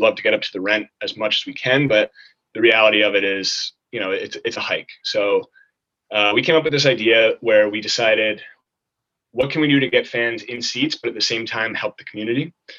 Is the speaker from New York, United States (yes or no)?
yes; New York City, New York, United States; We are from New York City, and we live in the city.